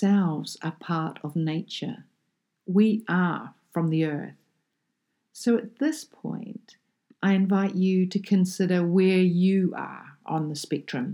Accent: New Zealand; as a child, I grew up in a small town in the bottom of South Island of New Zealand. So I'm a Kiwi kid

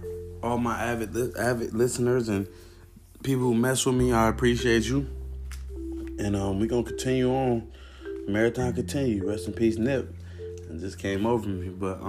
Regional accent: Cleveland, Ohio, United States; now in Arizona, United States; So I came from Cleveland, Ohio. June 9th, 2020 is when I got to Arizona and when my dreams started manifesting.

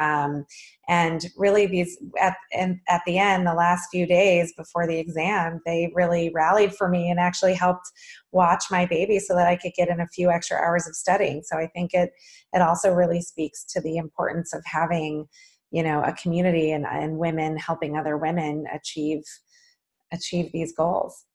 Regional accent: Boulder, Colorado, United States; moved away; also born or lived in San Francisco, California; I had the immense pleasure of growing up in the idyllic town of Boulder, Colorado

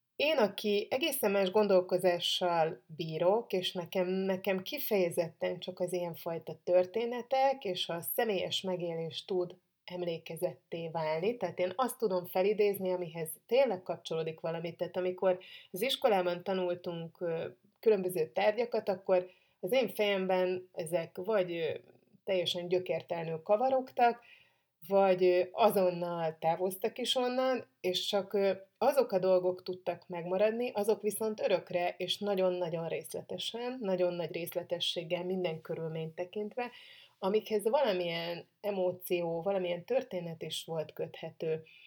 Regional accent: Hungary; magyar vagyok

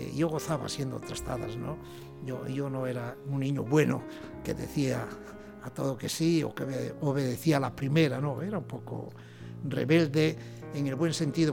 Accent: Asturias, Spain; moved away; mi pueblo, allá en aquellas Asturias

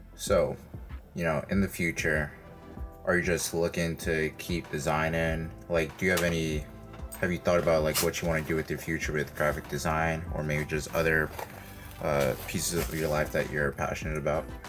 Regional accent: New York City, New York, United States; I'm from Brooklyn, east side of Brooklyn.

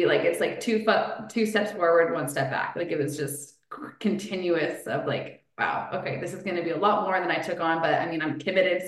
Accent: Elora, Ontario, Canada; I grew up in Alora

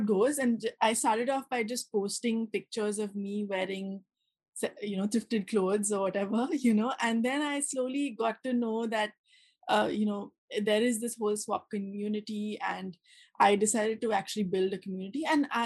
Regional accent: India; moved away as an adult; now in Tokyo, Japan; I'm from India, and I moved, to Japan about 2 years back

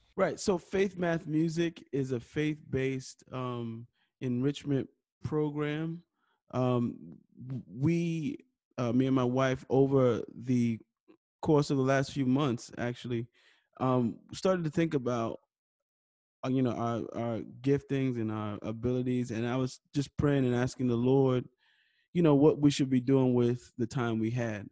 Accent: New York City, New York, United States; I was born and raised in New York City, uh, Harlem, New York

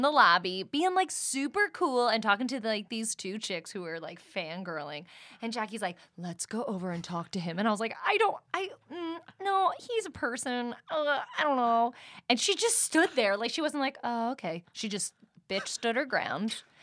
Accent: East Coast, United States; now in Los Angeles, United States; we're both from the East Coast

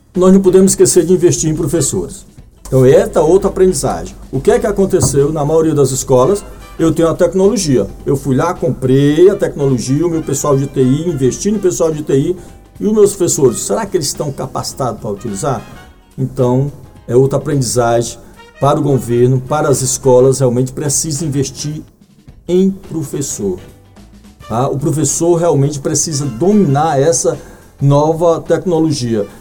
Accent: Brazil; nós brasileiros

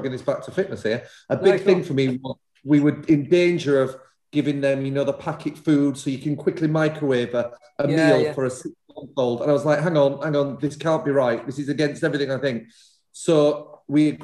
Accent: Leeds, Yorkshire and the Humber, United Kingdom; moved away as an adult; now in London, United Kingdom; I grew up in Leeds eating egg and chips

